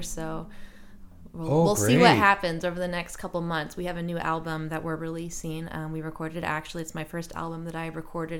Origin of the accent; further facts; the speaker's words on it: Kansas City, United States; now in Lawrence, United States; But I'm from Kansas City, all my family is from here. I think now that I live in Lawrence, on my dad's side of the family, I'm like the person that lives the farthest away